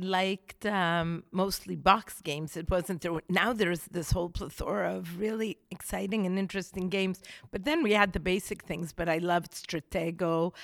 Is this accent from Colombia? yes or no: no; Israel; moved away as an adult; now in United States; I grew up in Israel, and I studied in Israel